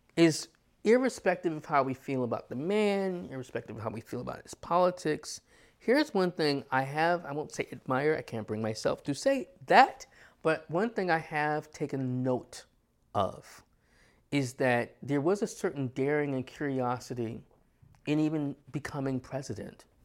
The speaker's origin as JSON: {"language": "English", "region": "New York", "country": "United States", "said": "as a New Yorker"}